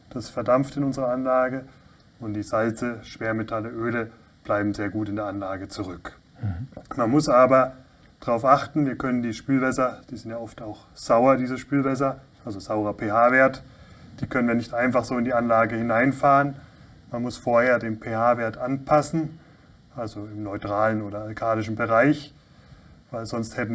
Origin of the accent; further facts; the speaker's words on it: southwest Germany, Germany; Ich komme ganz aus dem Südwesten Deutschlands, wohne in Lörrach.